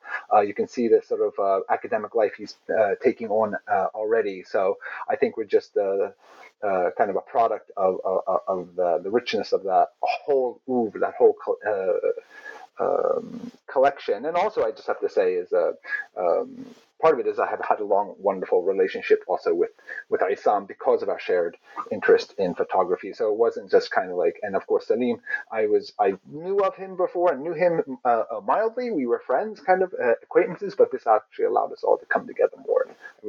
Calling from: Virginia, United States; I'm beaming in from Pamunkey occupied territory, otherwise known as Virginia.

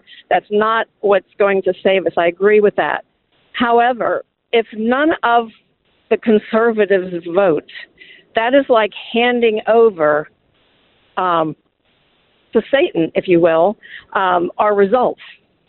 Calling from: Columbus, Ohio, United States; I'm calling from Columbus, Ohio.

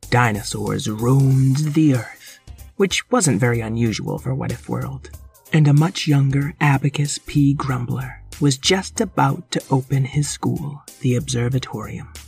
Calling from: Sydney, New South Wales, Australia; Hi, What If World. … from Sydney, Australia

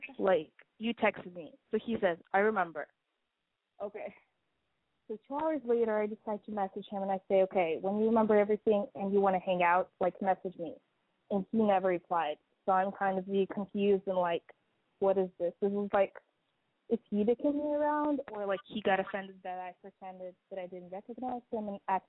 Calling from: Boston, Massachusetts, United States; I'm 21. I'm calling from Boston

